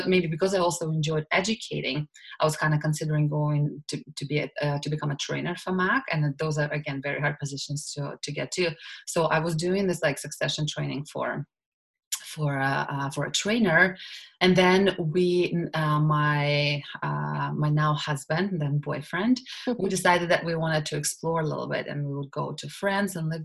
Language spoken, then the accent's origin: English; Russia; English is a second language; moved away as an adult; now in Canada; I'm originally from Russia, and I grew up there, and I finished law school and back home in Russia